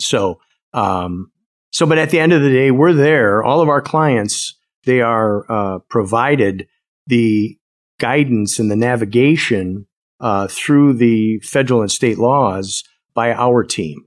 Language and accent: English; Wisconsin, United States; born and raised in Wisconsin